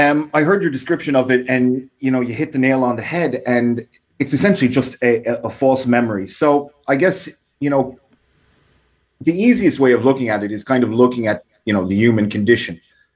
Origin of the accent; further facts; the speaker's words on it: New York, United States; accent: New York Irish; Well, I have a funny accent as well, because I grew up in New York. So I was kind of back and forth my whole life, and then eventually moved here when I was 18, did college, all that. So I still have a weird mix of a New York Irish accent.